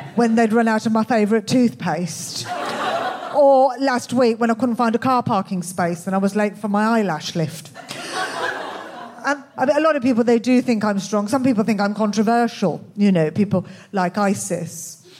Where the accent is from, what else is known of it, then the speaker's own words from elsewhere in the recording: Birmingham, West Midlands, United Kingdom; accent: Birmingham; moved away as an adult; I was brought up in Birmingham. Um, obviously, I, I, don't live there anymore